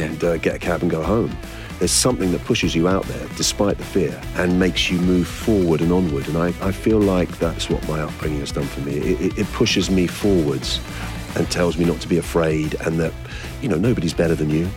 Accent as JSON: {"language": "English", "region": "London", "country": "United Kingdom", "tie": "born or raised there", "said": "I was born in Islington and grew up there"}